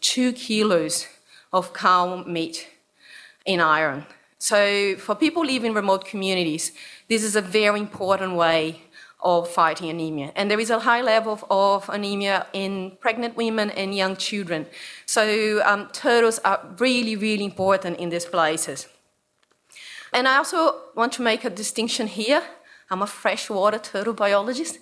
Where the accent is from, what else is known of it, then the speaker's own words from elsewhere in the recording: Brazil; English is a second language; now in Australia; I come from Brazil.